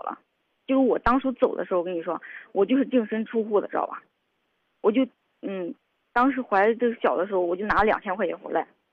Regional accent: Henan, China; moved away; also born or lived in Shanxi; 我是河南的

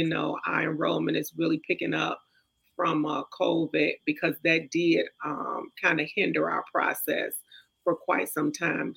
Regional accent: Inglewood, California, United States; I grew up in Inglewood

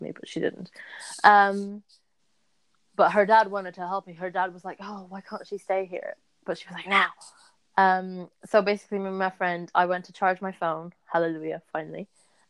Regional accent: Lisbon, Portugal; we're from Lisbon

